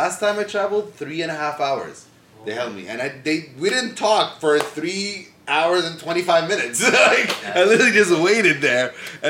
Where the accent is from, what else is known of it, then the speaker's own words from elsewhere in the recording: Toronto, Ontario, Canada; also born or lived in Jordan / Detroit, Michigan; I grew up in Scarborough, bro. Like, I went to school, have all my friends, ex-girlfriends, party. Like, I'm a Scarborough native. I've lived in Scarborough my entire life.